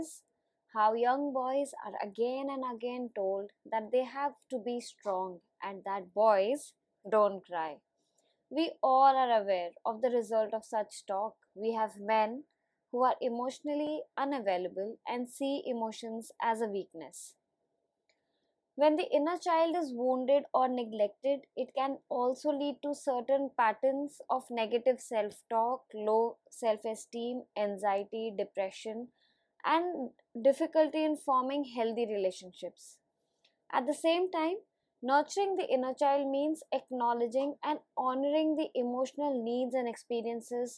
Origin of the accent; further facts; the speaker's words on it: India; as an Indian adult